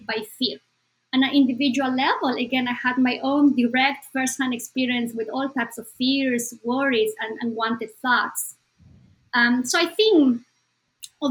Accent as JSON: {"language": "English", "country": "Bolivia", "moved": "yes", "said": "Bolivia, my home country"}